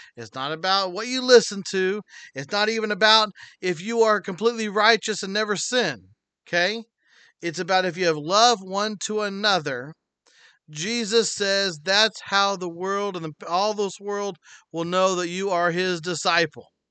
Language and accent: English; United States; God blessed me to be born in America